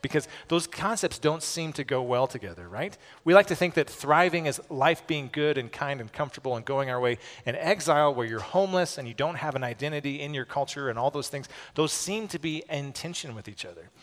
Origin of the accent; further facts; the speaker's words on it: United States; as American evangelicals